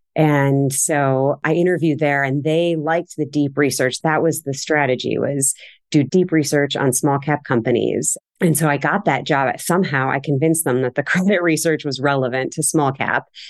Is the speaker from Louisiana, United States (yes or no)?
no; Cleveland Heights, Ohio, United States; moved away as an adult; now in Boston, United States; I grew up in Cleveland. I was born and raised in Cleveland Heights on the east side